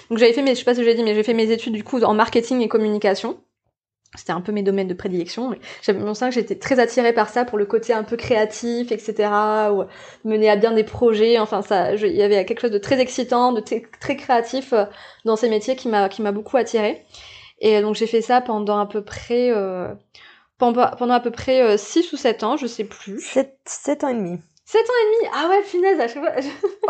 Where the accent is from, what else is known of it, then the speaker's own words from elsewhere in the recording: New Caledonia; je suis née en Calédonie, donc euh, calédonienne et puis euh, calédonienne de plusieurs plusieurs générations.